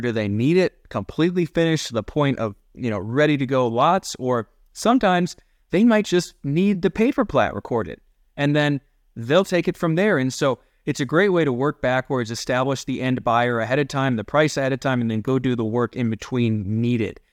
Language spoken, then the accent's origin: English; Ohio, United States; now in Colorado, United States; I grew up in Ohio where, again, the Great Lakes right there, Lake Erie